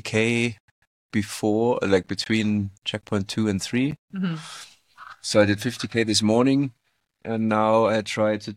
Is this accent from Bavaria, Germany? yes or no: yes; small town in the Alps, Bavaria, Germany; moved away as an adult; now in Dubai, United Arab Emirates; I'm from originally from Germany. Small town in the Alps